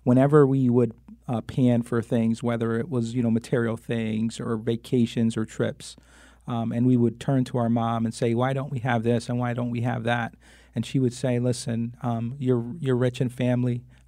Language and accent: English; Hartford, Connecticut, United States; But the youngest of eight, I was born and raised on Flatbush Avenue, lived in the same house from the time I was born until the time I graduated high school. You know, proud graduate of Hartford Public Schools, Mary Hooker School, Burr, and Buckley High School.